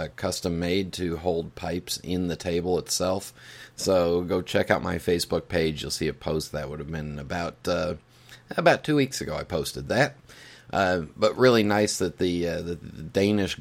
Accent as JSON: {"language": "English", "country": "United States", "said": "an American"}